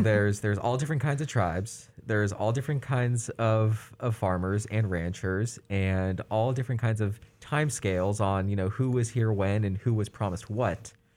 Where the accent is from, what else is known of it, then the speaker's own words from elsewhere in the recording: California, United States; as a Californian